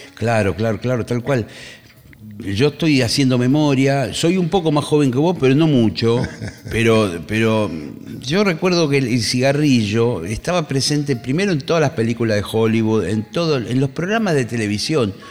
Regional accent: Monte Grande, Buenos Aires Province, Argentina; Yo soy nacido en Monte Grande, vivo en Monte Grande hoy en día. nunca me fui.

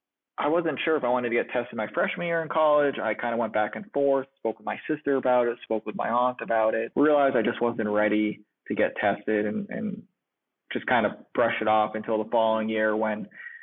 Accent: Boston, Massachusetts, United States; I'm from the Boston area

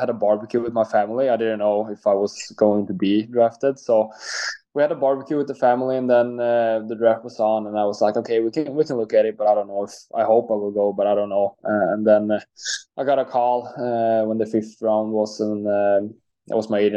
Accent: Lidköping, Västra Götaland, Sweden; English is a second language; moved away as an adult; also born or lived in Gothenburg; now in San Jose, United States; I'm from Lidköping. So it's close to Linköping, though, but it's 3-hour drive from there.

